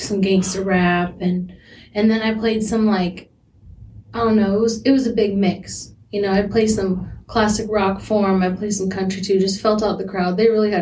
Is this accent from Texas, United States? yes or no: no; San Diego, California, United States; moved away as an adult; now in Washington, United States; I grew up in San Diego backwoods